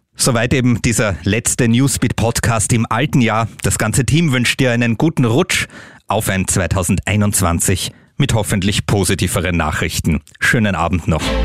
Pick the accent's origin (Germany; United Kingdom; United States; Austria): Austria; Bei uns in Österreich